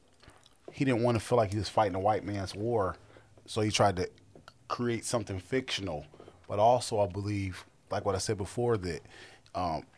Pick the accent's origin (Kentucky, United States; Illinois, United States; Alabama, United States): Alabama, United States; Huntsville; I'm actually from Huntsville, Alabama